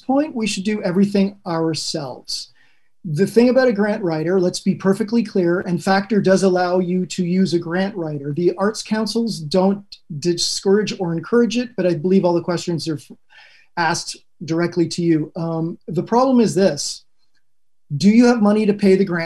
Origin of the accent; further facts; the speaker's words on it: Canada; Being Spanish Canadian